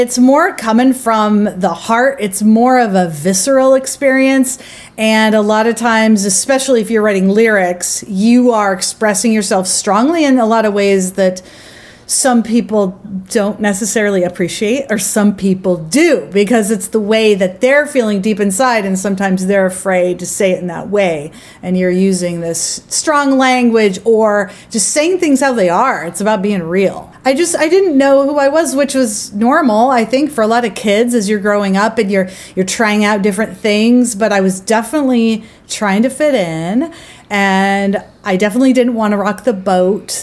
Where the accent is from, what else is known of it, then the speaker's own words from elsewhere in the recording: Eastern Oregon, United States; I grew up in Eastern Oregon. Very rural part of the state.